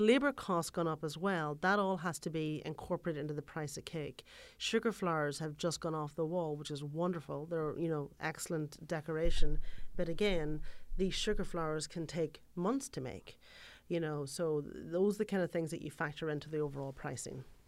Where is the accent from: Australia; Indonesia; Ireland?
Ireland; moved away; If you're from Ireland, for example, where I'm from